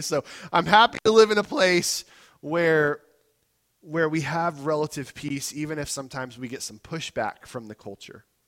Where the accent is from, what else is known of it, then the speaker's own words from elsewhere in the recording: United States; I'm an American too